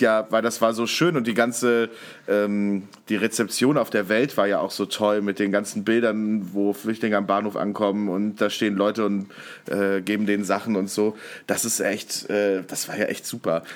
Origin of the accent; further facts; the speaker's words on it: North Rhine-Westphalia, Germany; ich komme ja auch aus NRW, ähm, bin ich zur Schule gegangen